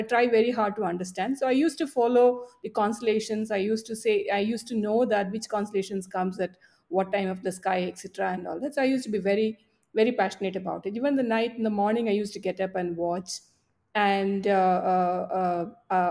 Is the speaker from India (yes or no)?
yes; Palakkad, Kerala, India; I was growing up in Palakkad